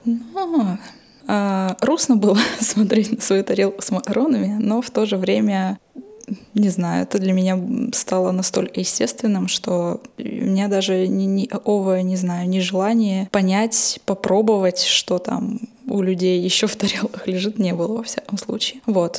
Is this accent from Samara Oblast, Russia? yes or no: no; Novokuznetsk, Kemerovo Oblast, Russia; я жила и выросла в Ородиново-Узнец и Эмеровской области, это в Сибири, там, где вот Узбас